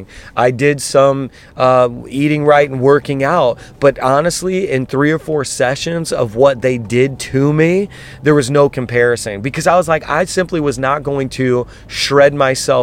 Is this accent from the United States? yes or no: yes; Indiana, United States; now in New York City, United States; I'm from Indiana